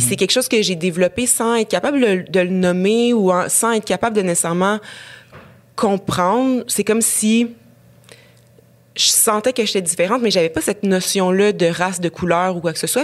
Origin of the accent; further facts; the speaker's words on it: Rouyn-Noranda, Quebec, Canada; now in Montreal, Canada; j'ai grandi à Rouen-Noranda, dans un Québec assez euh, normatif